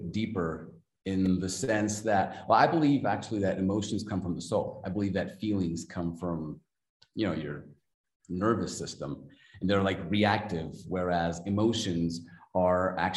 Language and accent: English; Mexico City, Mexico; I'm from Mexico City, Mexico